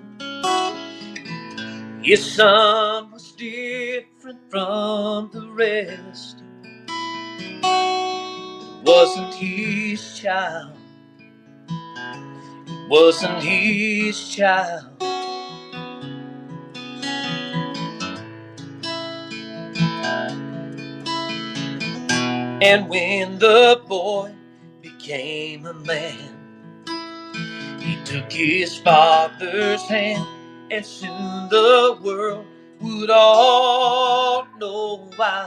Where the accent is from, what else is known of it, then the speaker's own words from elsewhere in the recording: United States; I'm a American to the bone